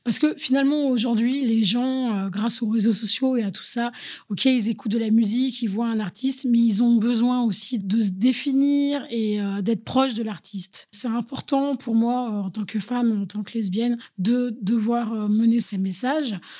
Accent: Paris, Île-de-France, France; moved away as an adult; also born or lived in London; now in Berlin, Germany; avec ma culture de française, euh, je viens de Paris

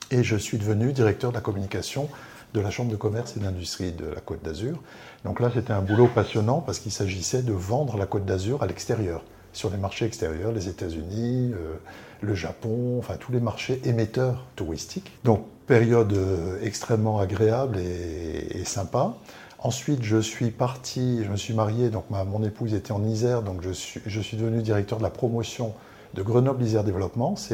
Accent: Algeria; je suis né en Algérie, euh, juste avant la guerre d'Algérie. Donc là, c'était euh, assez chaud.

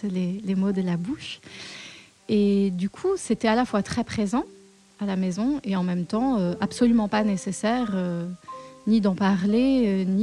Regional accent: Paris, Île-de-France, France; Oui, alors je suis née à Paris, une vraie Parisienne qui continue d'y vivre.

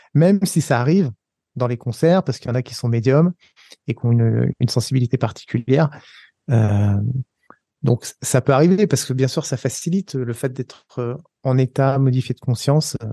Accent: Savoie, Auvergne-Rhône-Alpes, France; moved away as an adult; also born or lived in Paris; moi, comme je suis savoyard

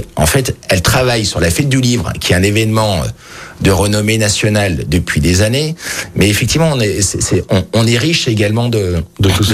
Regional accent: Lyon, Auvergne-Rhône-Alpes, France; je suis lyonnais, j'ai toujours habité Lyon, sauf trois ans à l'étranger

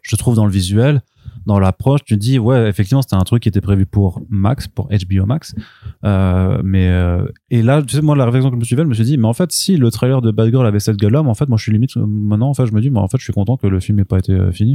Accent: Paris, Île-de-France, France; en tant que français en tant que parisien

